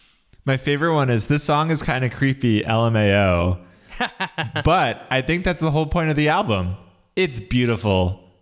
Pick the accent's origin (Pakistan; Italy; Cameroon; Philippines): Philippines; But don't worry, I'm Filipino and I'm immune to the yellow fever.